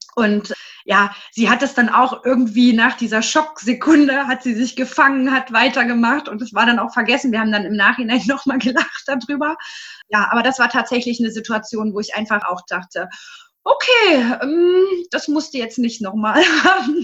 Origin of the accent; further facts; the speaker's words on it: Leipzig, Saxony, Germany; bin aus Leipzig